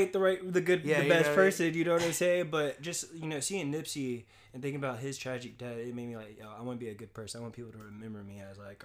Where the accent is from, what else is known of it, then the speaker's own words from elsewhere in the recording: Dallas, Texas, United States; also born or lived in Philadelphia, Pennsylvania; now in West Coast, United States; I was born in Philly, but I grew up in Texas, Dallas, Texas